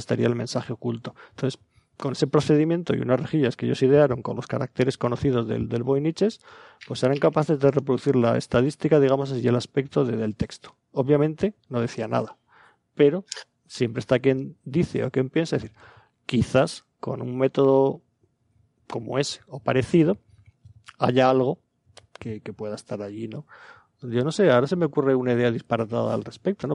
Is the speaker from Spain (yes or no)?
yes; Aragon, Spain; yo soy aragonés de nacimiento